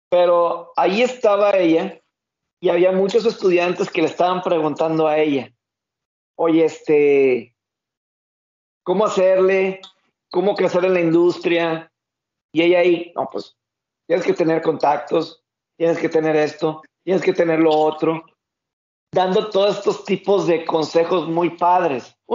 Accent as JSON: {"language": "Spanish", "country": "Mexico", "said": "Yo no he tenido ningún problema como mexicano eh, cubriendo algún juego de NFL en Estados Unidos."}